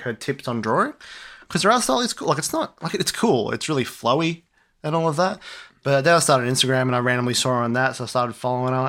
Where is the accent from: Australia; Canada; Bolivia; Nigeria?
Australia; we're Australian